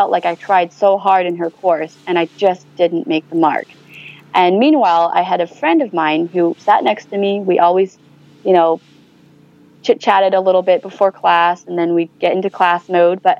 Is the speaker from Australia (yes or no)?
no; China; ultimately, I want to be proud that I'm from China, but sometimes I have moments in which I'm like, I cannot believe I'm from China.